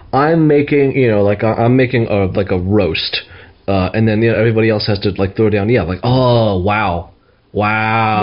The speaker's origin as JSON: {"language": "English", "region": "New York", "country": "United States", "tie": "born or raised there", "moved": "as an adult", "lives_now": "Bay Area, United States", "said": "calling in from the great state of New York, my home state"}